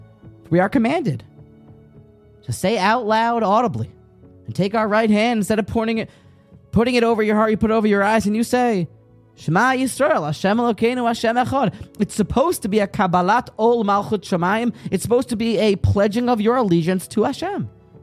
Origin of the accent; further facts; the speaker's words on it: Virginia, United States; accent: southern; I did have the great fortune growing up down in Virginia of attending a Hebrew school, third, fourth grade.